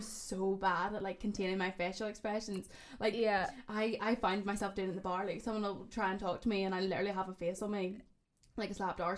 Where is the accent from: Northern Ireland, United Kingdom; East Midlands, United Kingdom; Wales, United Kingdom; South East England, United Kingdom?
Northern Ireland, United Kingdom; Ballymena; moved away as an adult; also born or lived in Belfast; I was from Ballymena